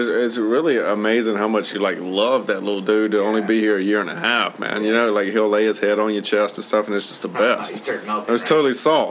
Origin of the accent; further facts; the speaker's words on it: United States; I'm American.